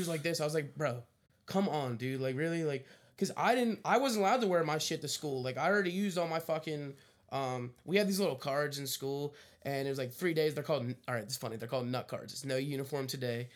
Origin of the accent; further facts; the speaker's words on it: Philadelphia, Pennsylvania, United States; growing up in Philadelphia sports